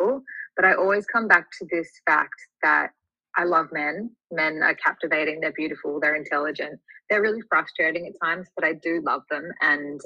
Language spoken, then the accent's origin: English; Sydney, New South Wales, Australia; I'm from Sydney in Australia, so all the way down under.